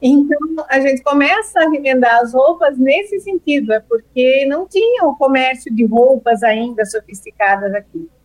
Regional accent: Brazil; a gente se identifica como brasileiro

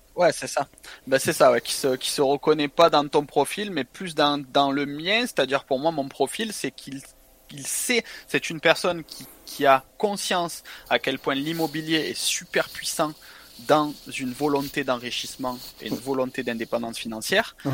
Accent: Marseille, Provence-Alpes-Côte d'Azur, France; moved away as an adult; also born or lived in Montpellier / Toulon / Estonia; now in Thailand; je suis marseillais. Donc euh, j'ai vécu ma vie dans le sud-est, Marseille, Montpellier, Toulon

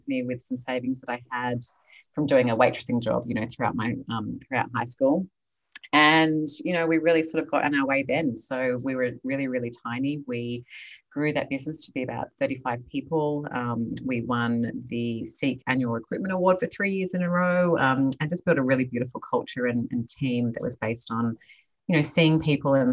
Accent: Sydney, New South Wales, Australia; moved away as an adult; now in Los Angeles, United States; I am Australian, originally born and raised in Sydney, Australia. I now live in California

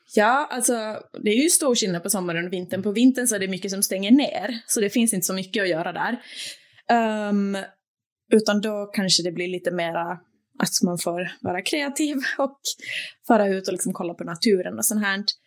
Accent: Turku, Southwest Finland, Finland; also born or lived in Åland / Sweden / Norway / Denmark; now in Copenhagen, Denmark; Åbo där jag är född och uppvuxen, alltså på Finland

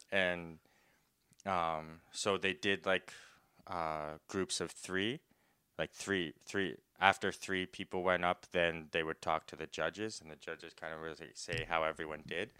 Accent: Saskatoon, Saskatchewan, Canada; I'm from Saskatoon, Saskatchewan

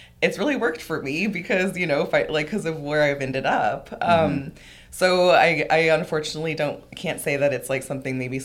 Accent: Southern California, United States; moved away as an adult; now in Salem, United States; I'm originally from Southern California

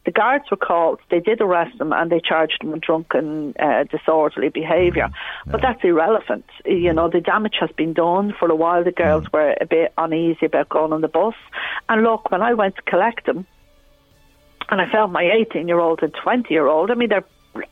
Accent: Dublin, Leinster, Ireland; I'm originally from Coolock. I became a Muslim in 2005. I kind of lived both sides of the tracks, and I'm always saying it's a blessing. Because growing up here in the 80s

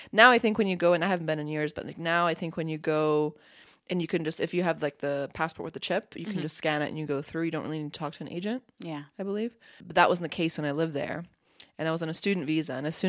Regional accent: Bosnia & Herzegovina; born there; I know I was born in Bosnia

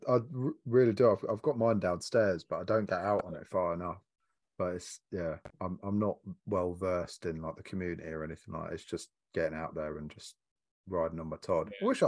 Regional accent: Doncaster, Yorkshire and the Humber, United Kingdom; now in Sussex, United Kingdom; I'm from Doncaster.

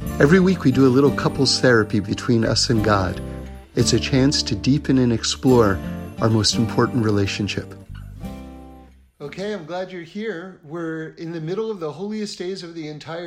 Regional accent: New York City, New York, United States; moved away as an adult; now in Los Angeles, United States; I grew up in New York City on 79th Street and Broadway on the Upper West Side

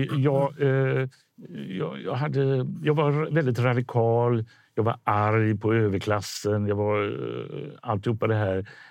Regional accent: Gothenburg, Västra Götaland, Sweden; i Biskopsgården där jag är uppvuxen

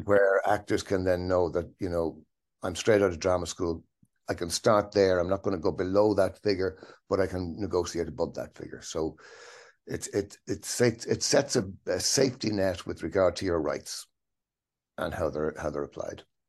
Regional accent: Dublin, Leinster, Ireland; grew up in Dublin, in Ireland.

